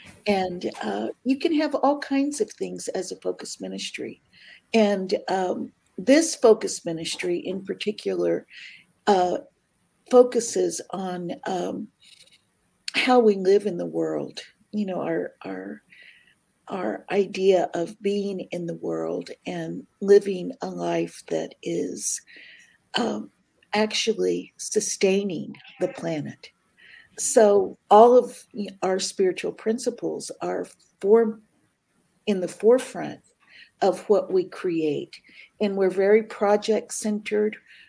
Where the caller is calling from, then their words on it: Riverside, California, United States; Today, I am in Riverside, California today. Tonight, okay, I'll be in the Bay Area.